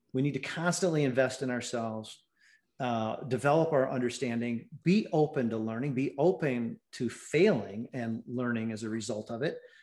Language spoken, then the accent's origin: English; Ann Arbor, Michigan, United States; moved away; I was born and raised in Ann Arbor.